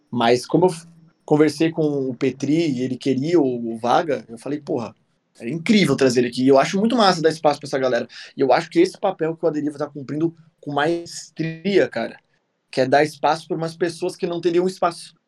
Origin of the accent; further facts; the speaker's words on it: South Region, Brazil; eu sou sulista